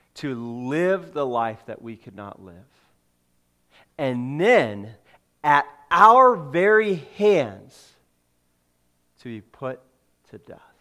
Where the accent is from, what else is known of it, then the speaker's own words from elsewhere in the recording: California, United States; moved away; I grew up in California.